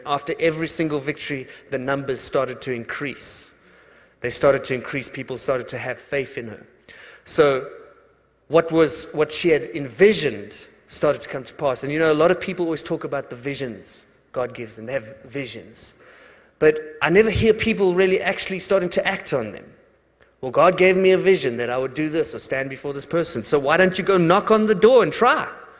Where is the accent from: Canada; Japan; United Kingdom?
United Kingdom; England; now in United States; And know also that I'm English, so it's hard for me to tell the story.